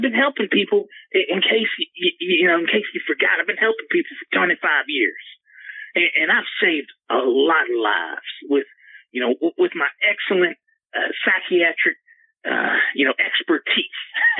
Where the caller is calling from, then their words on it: Oklahoma City, Oklahoma, United States; I'm calling from Oklahoma City.